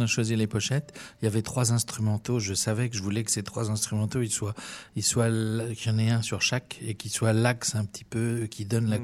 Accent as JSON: {"language": "French", "town": "Orléans", "region": "Centre-Val de Loire", "country": "France", "said": "chez nous à Orléans"}